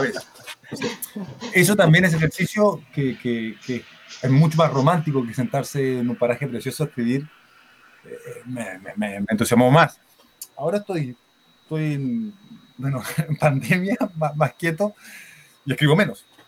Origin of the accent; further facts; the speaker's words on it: Chile; moved away as an adult; also born or lived in Barcelona; siendo yo chileno